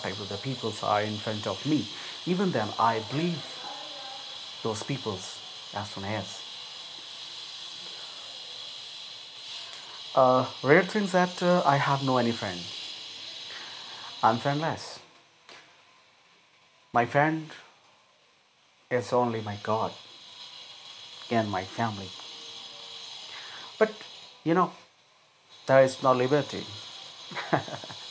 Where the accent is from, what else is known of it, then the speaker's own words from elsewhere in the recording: India; I'm an Indian and I'm proud to be an Indian.